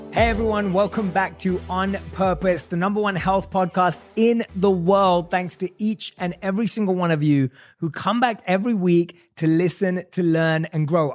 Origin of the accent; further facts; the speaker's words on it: London, United Kingdom; growing up in London